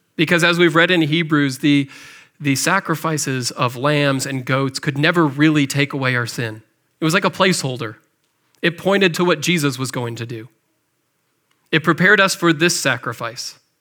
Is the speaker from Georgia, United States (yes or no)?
no; McHenry, Illinois, United States; moved away; also born or lived in Cahokia, Illinois; I grew up in McHenry, Illinois, just over the border, not too far away from here.